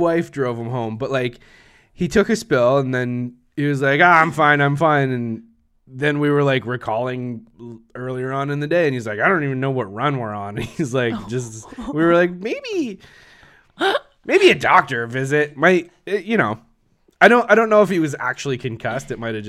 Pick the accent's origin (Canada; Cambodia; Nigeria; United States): Canada; We're so Canadian. Throw on our toque there